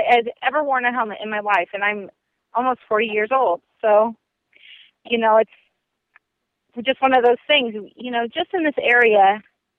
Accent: South Central Nebraska, United States; I grew up in South Central Nebraska

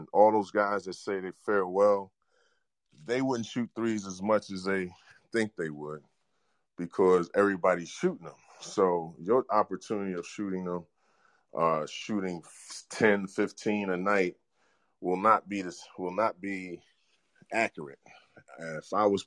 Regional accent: New York, United States; moved away; also born or lived in Seattle; New York, I'm a New Yorker

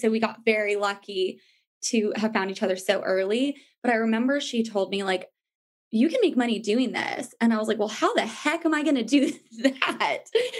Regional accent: New York, United States; Well, I came from New York where it's like, you're used to kind of not sleeping a lot. Like, it's hustle and bustle and a lot more fun

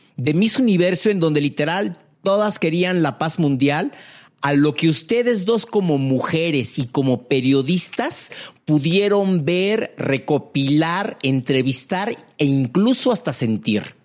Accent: Mexico; yo como mexicano

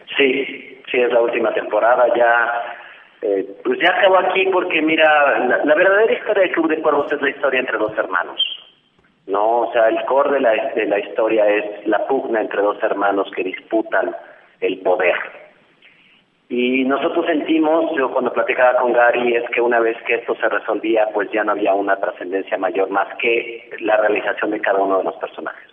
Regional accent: Mexico; siendo un director mexicano en los Estados Unidos

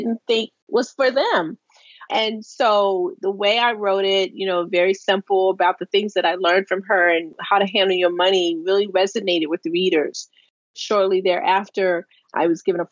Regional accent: Baltimore, Maryland, United States; born or raised there

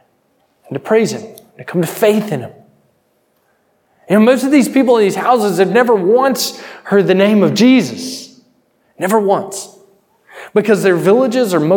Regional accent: United States; I'm from America

